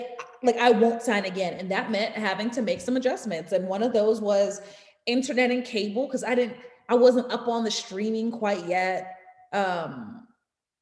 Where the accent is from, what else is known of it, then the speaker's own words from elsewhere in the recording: New York City, New York, United States; I'm from Harlem